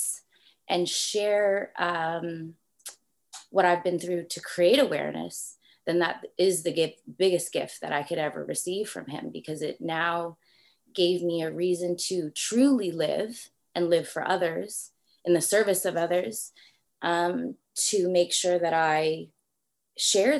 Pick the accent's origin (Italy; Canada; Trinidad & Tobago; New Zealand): Canada; Toronto, Ontario; from Toronto, Canada. So you might hear a little bit of accent. People say I do have a little something when I say about or something like that.